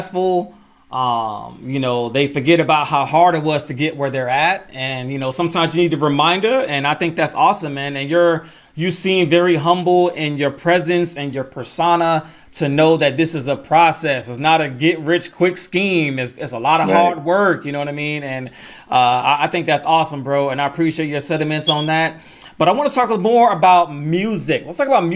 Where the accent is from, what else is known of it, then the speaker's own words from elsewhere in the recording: Atlanta, Georgia, United States; Shout out to Atlanta. Mm-hmm. You know what I mean? That's my hometown.